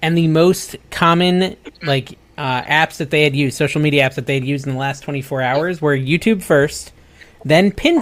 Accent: Connecticut, United States; I'm from Connecticut

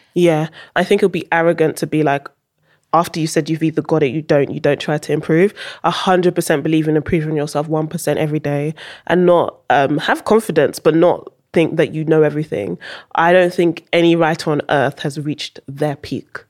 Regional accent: Netherlands; moved away; also born or lived in United Kingdom; I wasn't born in U K, I was born in Holland. Went to school in Holland.

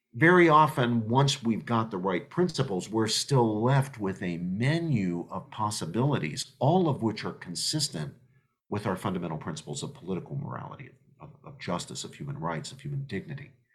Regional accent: United States; us as American citizens

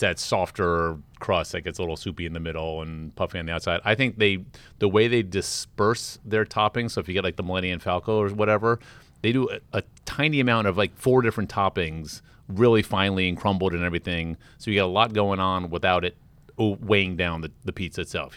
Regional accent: Washington, District of Columbia, United States; now in New York, United States; I'm from Washington, D C

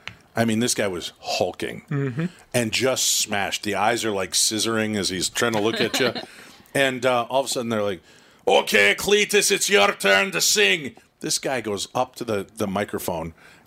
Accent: Minnesota, United States; from Minnesota in the state, you know, in the States.

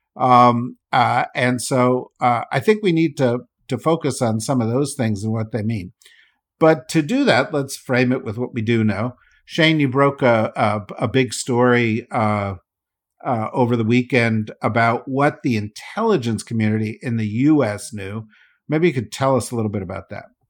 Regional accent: New Jersey, United States; I'm from New Jersey

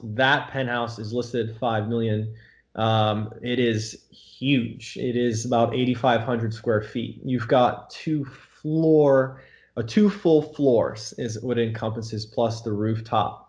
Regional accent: Florida, United States; moved away as an adult; now in New York City, United States; I'm from Florida originally, and I've been in New York now almost 10 years

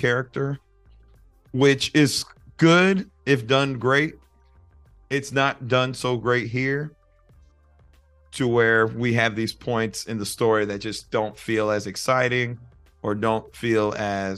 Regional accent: Florida, United States; We are from Florida

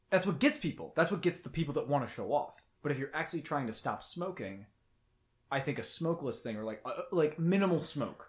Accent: United States; I'm from America

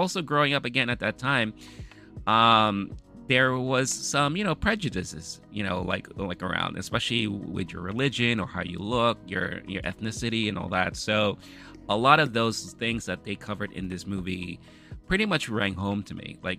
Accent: New York City, New York, United States; Queens, New York, you know, where I grew up.

